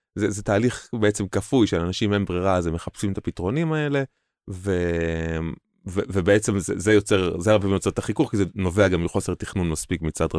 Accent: Hod HaSharon, Central District, Israel; אני מהוד השרון, כשאני גדלתי בהוד השרון

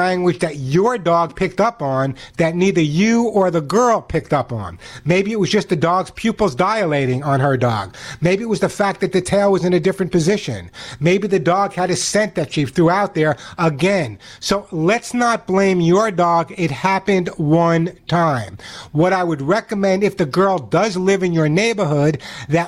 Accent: New York City, New York, United States; I grew up in New York City

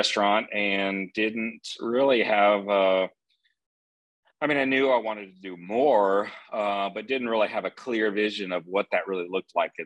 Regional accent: Texas, United States; now in Atlanta, United States; growing up in Texas

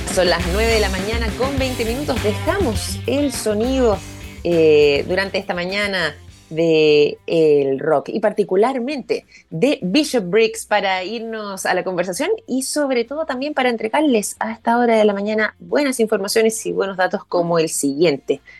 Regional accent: Chile; nosotros como chilenos

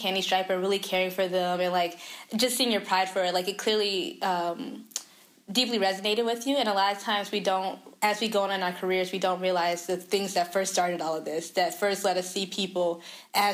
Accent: the South, United States; moved away; I'm a Southerner

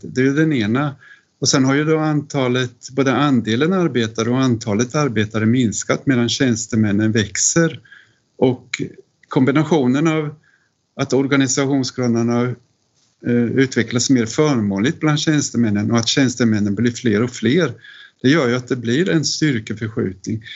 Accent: Linköping, Östergötland, Sweden; i staden jag växte upp i, Linköping

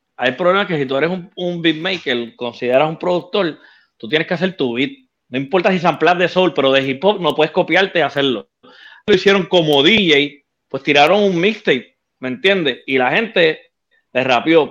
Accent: Bayamón, Puerto Rico; also born or lived in Ponce / Guaynabo / Loíza / Río Piedras; yo nací en Ponce, pero me crié en Bayamón, Guaynabo, eh, parte Loíza y Río Piedra

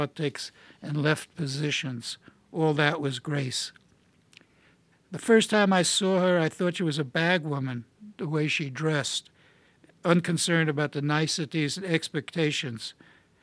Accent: New York City, New York, United States; first language Yiddish; Normie Podhoretz and I grew up together in Brownsville

